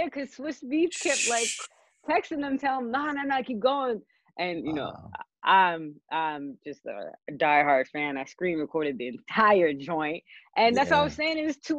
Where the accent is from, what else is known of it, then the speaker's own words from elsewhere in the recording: Dubai, United Arab Emirates; now in United States; I was born and raised in Dubai. You know, I came to America in 2008.